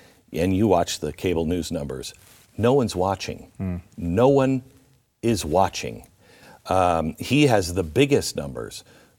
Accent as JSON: {"language": "English", "region": "Pacific Northwest", "country": "United States", "tie": "born or raised there", "said": "it's just I grew up in the Pacific Northwest"}